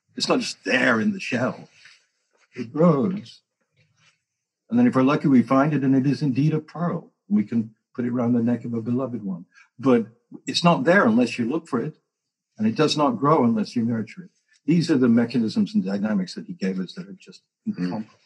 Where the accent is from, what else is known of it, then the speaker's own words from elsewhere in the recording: England, United Kingdom; moved away; I came from England